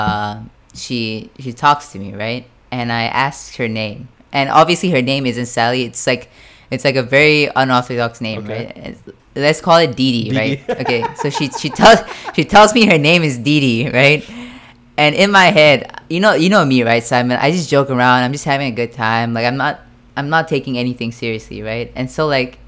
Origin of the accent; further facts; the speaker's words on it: Fukuoka, Japan; I'm from Fukuoka.